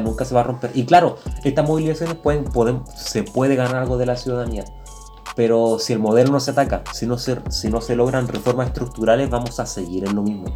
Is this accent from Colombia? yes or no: no; Chile